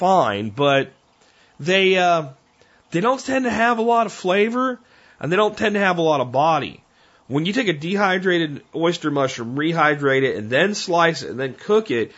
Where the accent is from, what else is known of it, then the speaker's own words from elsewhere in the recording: Pennsylvania, United States; also born or lived in Tarrant County, Texas; now in Texas, United States; I grew up in Pennsylvania in a township with one police officer